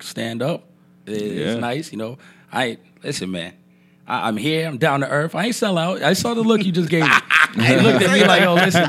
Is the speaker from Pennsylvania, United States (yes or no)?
no; New York City, New York, United States; moved away; I grew up in New York.